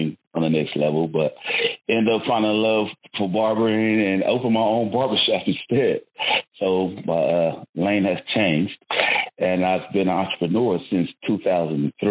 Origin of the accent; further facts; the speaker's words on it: Tulsa, Oklahoma, United States; I'm from Tulsa, Oklahoma. I started my musical journey at Booker T. Washington High School